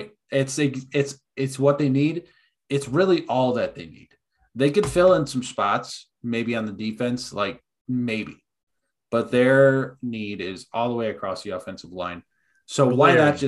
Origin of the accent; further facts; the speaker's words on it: Wisconsin, United States; We are from Wisconsin